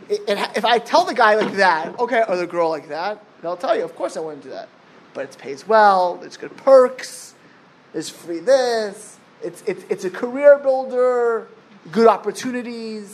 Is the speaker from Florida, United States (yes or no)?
yes; Miami Beach, Florida, United States; I grew up in Miami Beach.